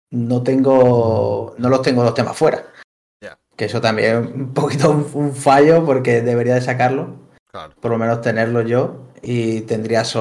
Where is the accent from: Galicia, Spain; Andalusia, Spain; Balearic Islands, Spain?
Andalusia, Spain; Linares; now in Girona, Spain; soy de Linares.